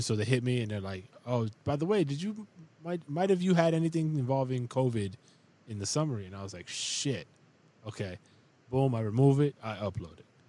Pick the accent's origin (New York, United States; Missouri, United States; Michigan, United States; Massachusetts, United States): New York, United States; New York City; now in Upstate New York, United States; I'm from the Bronx